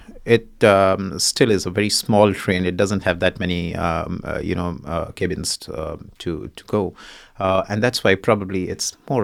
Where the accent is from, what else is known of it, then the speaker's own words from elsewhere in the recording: Shimla, Himachal Pradesh, India; It's beautiful weather. It's as serene as it gets, and it is as quiet as it gets. Yeah, I mean, very difficult to put it in words. So Shimla's got culture, Shimla's got history